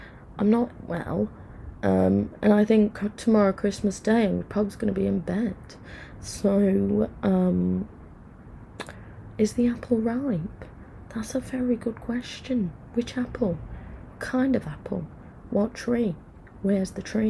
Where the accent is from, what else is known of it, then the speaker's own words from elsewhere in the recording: Mansfield, East Midlands, United Kingdom; I'm from Mansfield.